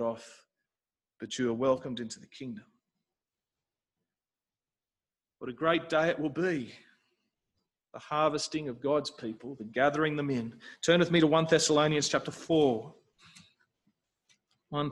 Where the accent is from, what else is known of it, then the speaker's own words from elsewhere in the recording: South Africa; when I was growing up in South Africa